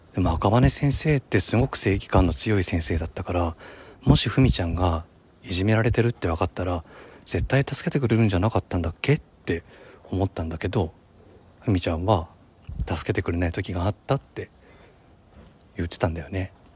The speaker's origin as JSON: {"language": "Japanese", "region": "Nagano", "country": "Japan", "tie": "born or raised there", "moved": "yes", "lives_now": "Tokyo, Japan", "said": "長野県のその地元の小学校の同級生"}